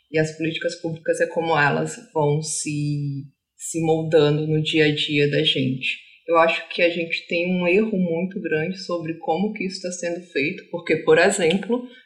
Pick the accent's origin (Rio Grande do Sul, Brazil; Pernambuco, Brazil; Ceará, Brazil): Ceará, Brazil; born there; also born or lived in Rio de Janeiro / Santa Catarina; Eu sou uma autista nômade, vou começar dizendo isso. Eu nasci no Ceará, morei no Rio e em Santa Catarina.